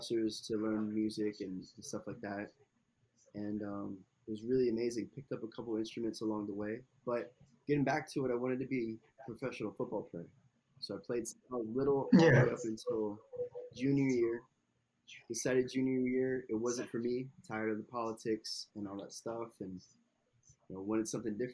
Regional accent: Tampa, Florida, United States; I'm from Tampa, Florida, originally. A little island off of downtown called Davis Island. It was just a paradise to grow up

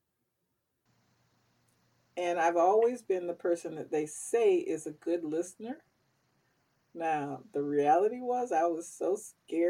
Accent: the South, United States; growing up in the South

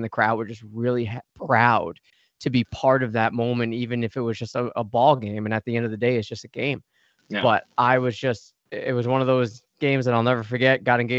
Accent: United States; I'm American.

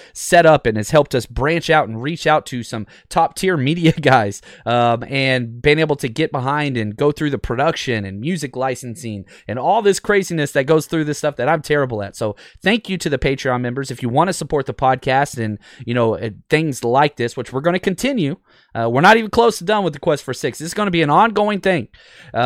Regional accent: Dallas, Texas, United States; growing up in Dallas and living there most of my life

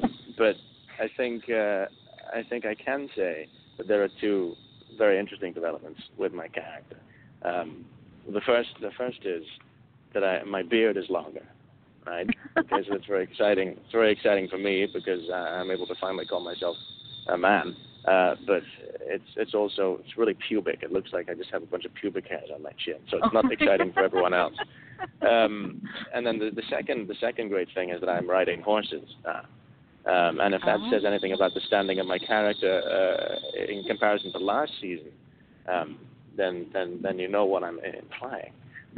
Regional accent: California, United States; now in Georgia, United States; Well, I tell you what, I just got my Georgia's driver's license, so I think I'm more Georgian now than I am Californian anyway.

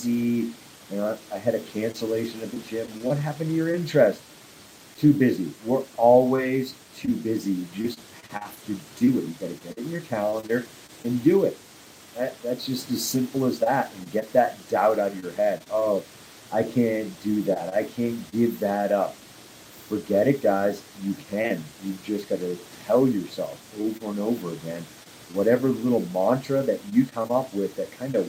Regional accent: Nantucket, Massachusetts, United States; also born or lived in Wrentham, Massachusetts; now in Castle Rock, United States; I am from Nantucket Islands. Well, Wrentham, Mass, if you want to get specific, but I really grew up on Nantucket Island

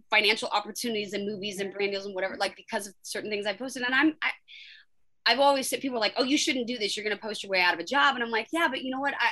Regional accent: United States; I'm an American citizen. I'm a I'm a woman. I'm a, I'm a mother.

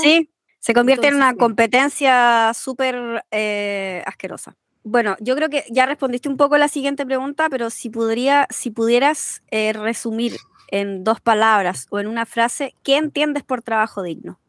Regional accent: Concepción, Biobío, Chile; now in France; oriunda de Concepción, residente en Francia

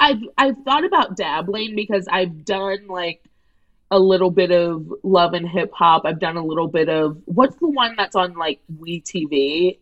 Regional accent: St. Louis, Missouri, United States; Andy and I are both from St. Louis

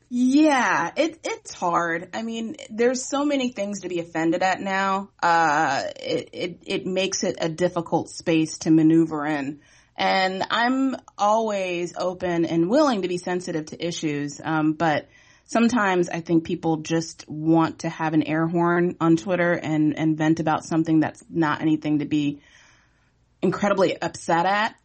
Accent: Virginia Beach, Virginia, United States; I'm from Virginia Beach. I still currently live there

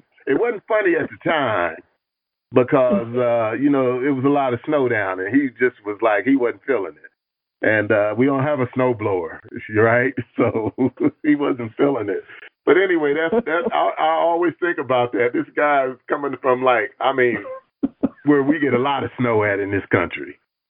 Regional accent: Tanzania; I'm from Tanzania, rather, excuse me, to teach Kiswahili here for years.

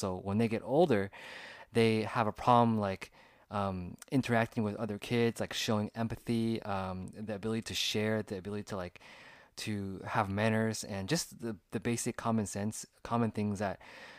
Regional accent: California, United States; I'm 33 now, and I was born in the year 1986. So when I grew up in California, when I was around the ages of like 5, 6 to 10, I didn't really have any cell phones.

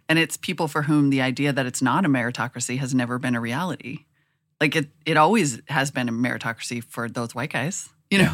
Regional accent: Montana, United States; moved away as an adult; also born or lived in North Dakota; now in Oakland, United States; I grew up in Montana and North Dakota in almost equal numbers of years. There's more years in Montana. Anyway, lived there. I was born there. I lived there till I was ten. Then I went to North Dakota.

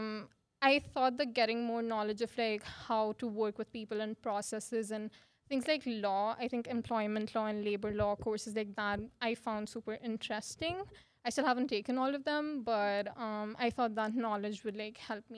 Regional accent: Ahmedabad, Gujarat, India; moved away as an adult; now in Saskatoon, Canada; I moved here from Ahmedabad, India. So I am from India.

